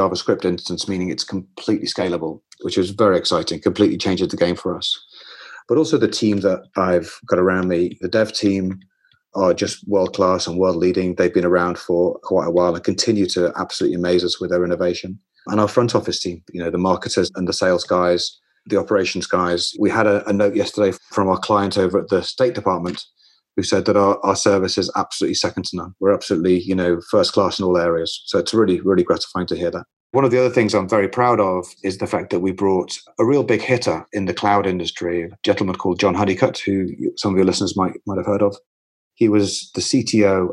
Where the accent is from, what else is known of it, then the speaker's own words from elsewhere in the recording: Liverpool, North West England, United Kingdom; now in London, United Kingdom; I'm from Liverpool